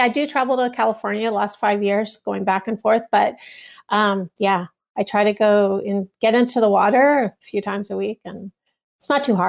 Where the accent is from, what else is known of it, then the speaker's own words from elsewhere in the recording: Toronto, Ontario, Canada; Well, I grew up in Toronto, Canada